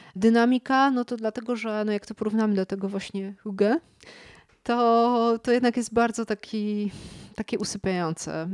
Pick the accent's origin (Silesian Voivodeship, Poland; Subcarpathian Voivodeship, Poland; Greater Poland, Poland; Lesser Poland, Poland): Lesser Poland, Poland; Kraków; now in Warsaw, Poland; jestem z Krakowa